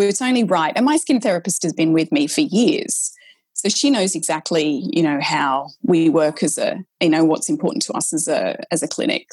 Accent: Australia; accent: Australian; i was an aussie so that's i had to really mask my australian accent

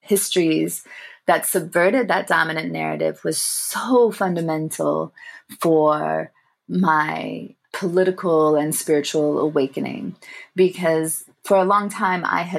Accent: United States; accent: American; also born or lived in England; as a young Tamil person growing up in America

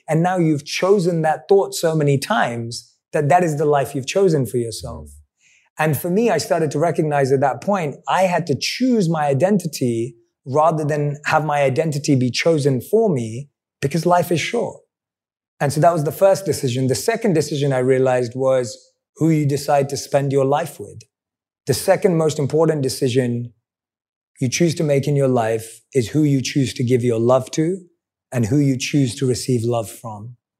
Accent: London, United Kingdom; I'm a boy from London

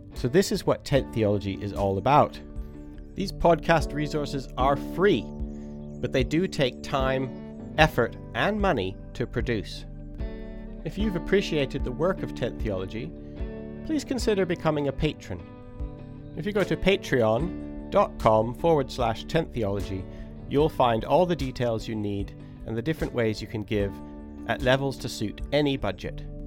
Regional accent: Three Hills, Alberta, Canada; moved away as an adult; now in West Sussex, United Kingdom; I grew up in Three Hills, Alberta

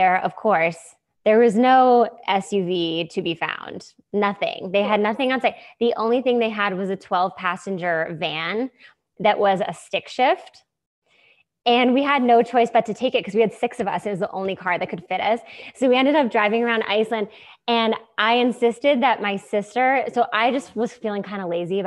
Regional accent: New Hampshire, United States; I grew up in New Hampshire in the middle of nowhere

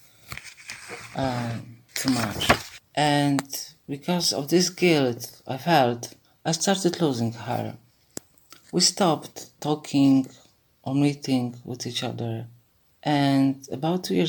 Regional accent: Warsaw, Masovian Voivodeship, Poland; I'm 58 old from Warsaw, Poland.

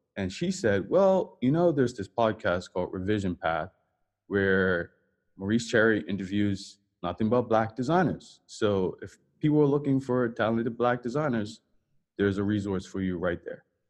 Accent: Bermuda; moved away; I'm from Bermuda

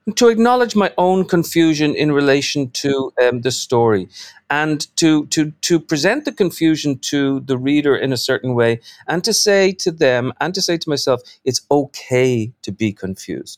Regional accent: Dublin, Leinster, Ireland; now in New York, United States; I'm from Dublin. I live in New York.

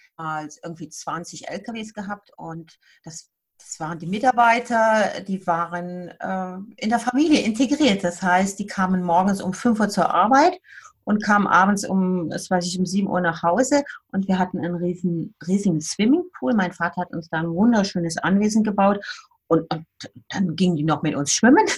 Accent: Siegburg, North Rhine-Westphalia, Germany; moved away as an adult; now in Bern, Switzerland; Ich bin äh, aus der Nähe von Köln

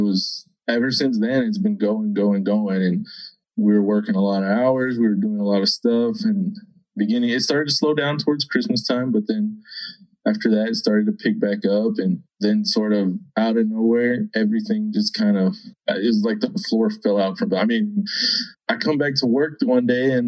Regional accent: Texas, United States; I mean, we come from Boomtown, USA, you know, I mean, West Texas, this is how it is, you know.

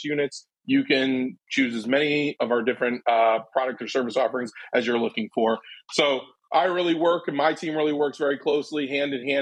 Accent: Ann Arbor, Michigan, United States; now in Chicago, United States; I'm originally from Ann Arbor, Michigan

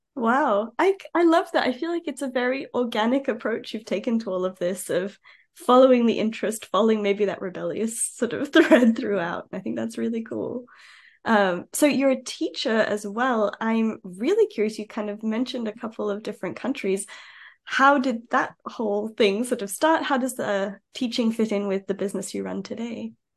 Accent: Australia; moved away; I'm I'm Aussie originally

